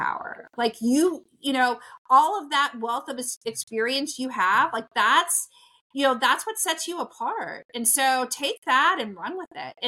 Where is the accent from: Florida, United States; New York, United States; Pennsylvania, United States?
Pennsylvania, United States; Pittsburgh; I'm from Pittsburgh